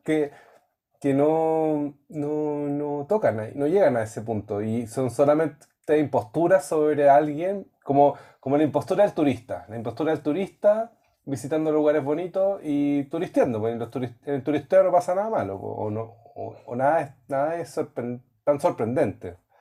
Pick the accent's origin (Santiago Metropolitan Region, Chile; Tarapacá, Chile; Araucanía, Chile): Araucanía, Chile; Temuco; yo soy de Temuco